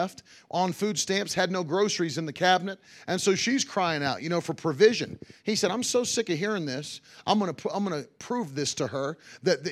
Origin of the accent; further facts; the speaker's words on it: Virginia Beach, Virginia, United States; I grew up in Virginia Beach.